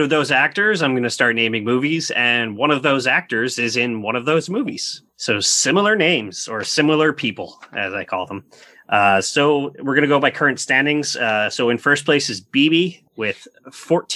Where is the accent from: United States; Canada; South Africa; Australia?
Canada; we're Canadian